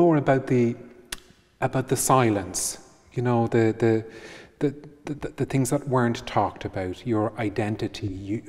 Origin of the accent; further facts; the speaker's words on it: Ireland; growing up in Ireland as a teenager